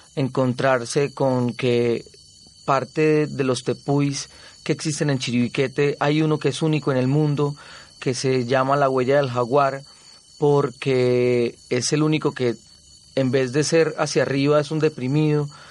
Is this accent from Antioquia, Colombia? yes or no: yes; Zaragoza, Antioquia, Colombia; born or raised there; moved away; also born or lived in Medellín